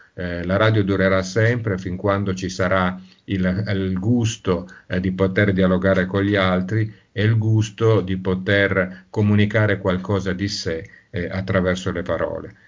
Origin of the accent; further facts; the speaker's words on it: Turin, Piedmont, Italy; moved away; sono torinese